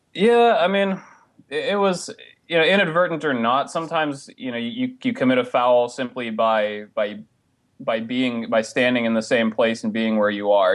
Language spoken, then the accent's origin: English; Alaska, United States; I'm from Alaska